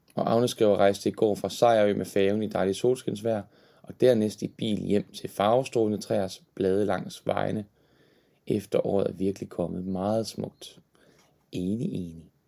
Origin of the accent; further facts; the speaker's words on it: Horsens, Central Denmark Region, Denmark; Og jeg er jo fra Horsens oprindeligt, født og opvokset.